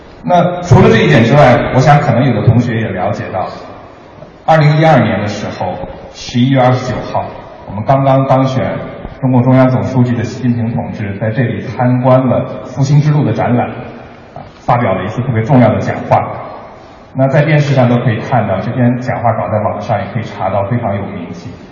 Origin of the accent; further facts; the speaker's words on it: Beijing, China; 因为我是北京人，我父母都在北京，